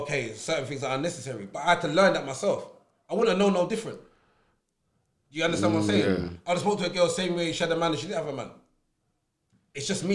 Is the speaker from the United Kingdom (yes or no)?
yes; England, United Kingdom; we're English